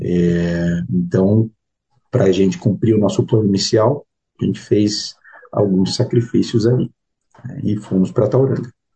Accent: Curitiba, Paraná, Brazil; moved away as an adult; now in New Zealand; Eu sou de Curitiba e eu fiz economia na FAI, que é o Centro Universitário Franciscano do Paraná

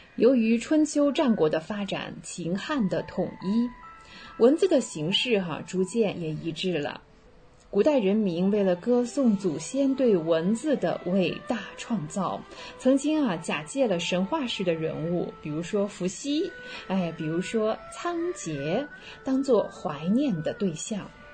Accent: China; 我们中国人

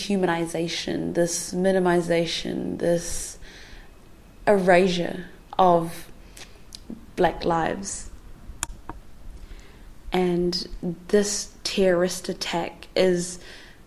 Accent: New Zealand; I am also a Kiwi person

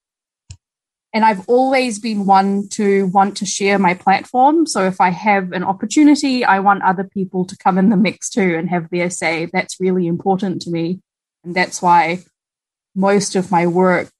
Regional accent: Malaysia; also born or lived in Christchurch, New Zealand; now in New Zealand; I was born in Christchurch and then spent over a decade in Malaysia. So my growing up years were in Malaysia

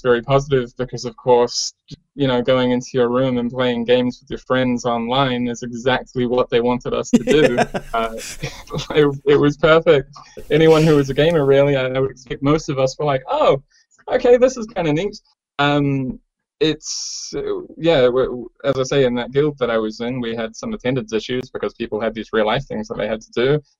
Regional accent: New Zealand; I come from New Zealand

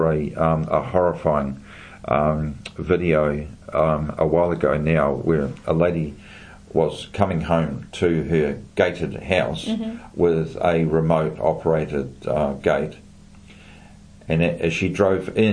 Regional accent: New Zealand; I am a New Zealander born and bred, but maybe not so now, but when I was growing up in the 50s, 60s and 70s

